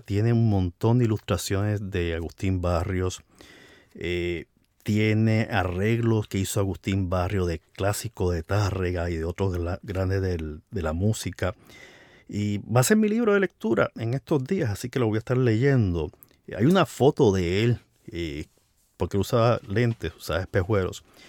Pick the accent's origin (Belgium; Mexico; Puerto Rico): Puerto Rico; donde yo nací, que fue en Puerto Rico